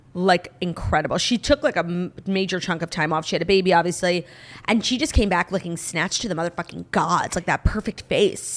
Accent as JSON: {"language": "English", "region": "New York", "country": "United States", "said": "I'm a New Yorker"}